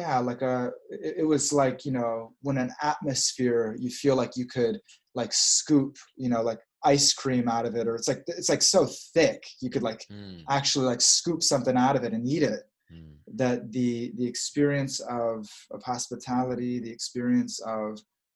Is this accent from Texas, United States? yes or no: yes; Dallas, Texas, United States; moved away; also born or lived in Australia / New York; being in my hometown, I experienced a lot of warmth. I look back at my life, I had so many mothers and fathers, and you know, I look at the uncles and the big brothers and sisters that I had in community as a kid in Dallas